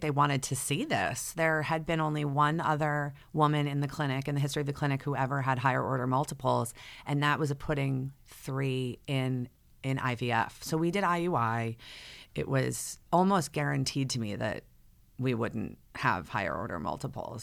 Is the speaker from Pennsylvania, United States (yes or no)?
no; Fairfield County, Connecticut, United States; I grew up in the Fairfield County area of Connecticut. I've been here my whole life